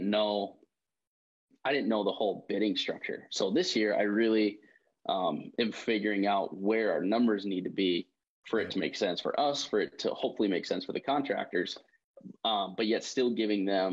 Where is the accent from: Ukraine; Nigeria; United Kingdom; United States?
United States; Detroit Lakes, Minnesota; Detroit Lakes, Minnesota